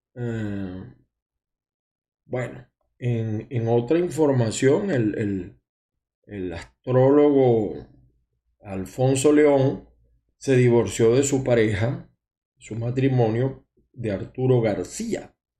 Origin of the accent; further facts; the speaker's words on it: Maracay, Aragua, Venezuela; also born or lived in Zulia; now in United States; yo soy de Maracay también, aunque tengo muchos años en el Zulia